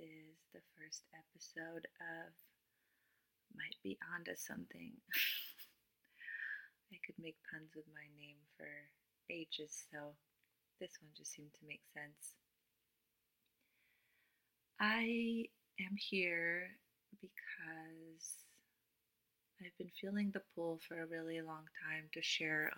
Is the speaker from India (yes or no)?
no; Cluj-Napoca, Cluj County, Romania; English is a second language; moved away as an adult; I was born and raised in Romania, in Transylvania